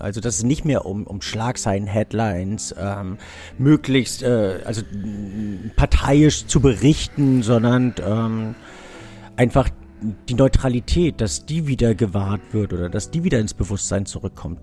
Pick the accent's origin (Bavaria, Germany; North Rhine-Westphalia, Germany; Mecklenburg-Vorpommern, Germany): North Rhine-Westphalia, Germany; Düsseldorf; born or raised there